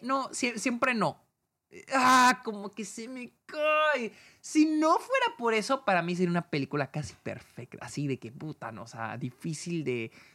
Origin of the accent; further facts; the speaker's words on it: Mexico; yo como mexicano